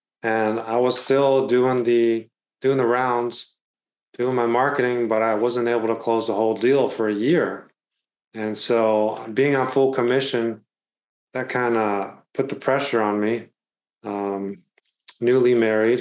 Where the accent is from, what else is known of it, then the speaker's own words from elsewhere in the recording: Bay Area, California, United States; So I'm from the Bay Area, California. I've been born and raised here